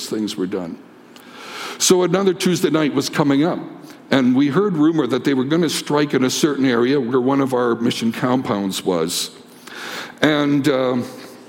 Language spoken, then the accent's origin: English; Canada; As a Canadian